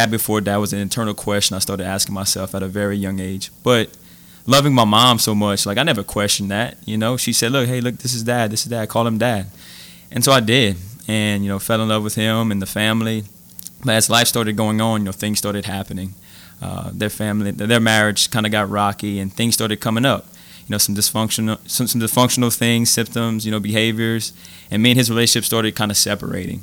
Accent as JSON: {"language": "English", "town": "Abbeville", "region": "Louisiana", "country": "United States", "tie": "born or raised there", "said": "I'm from Abbeville, Louisiana, small town Cajun boy. I went to Mount Carmel and Vermilion Catholic High School"}